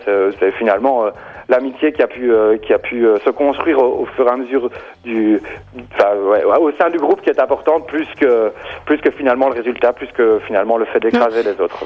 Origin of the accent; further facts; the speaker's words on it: Belgium; on est belge